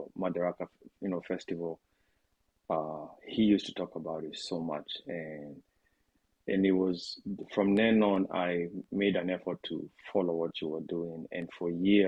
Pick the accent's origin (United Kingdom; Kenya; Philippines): Kenya; as a Kenyan